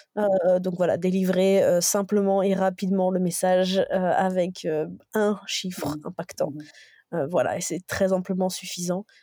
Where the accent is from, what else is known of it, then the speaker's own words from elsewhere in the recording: Dijon, Bourgogne-Franche-Comté, France; Je suis extrêmement t, attachée à ma, à ma région natale, à la Bourgogne